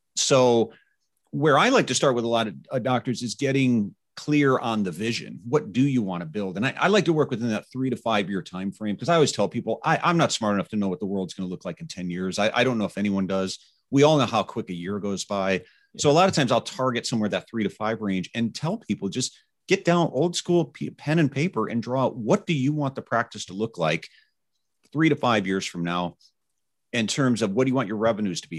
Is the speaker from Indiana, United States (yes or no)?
yes; Indiana, United States; my home state of Carmel, Indiana